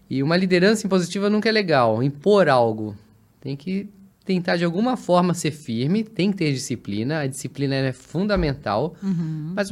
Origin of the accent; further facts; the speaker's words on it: São Paulo, Brazil; born there; accent: somewhat like mineiro; As meus pais são do Rio, eu nasci em São Paulo